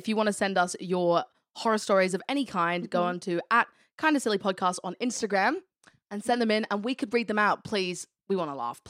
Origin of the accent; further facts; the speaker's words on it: United Kingdom; I actually think we have because we're British.